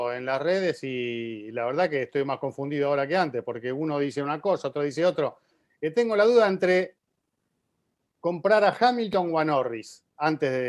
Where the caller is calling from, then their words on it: Tampico, Tamaulipas, Mexico; de Tampico y es la siguiente.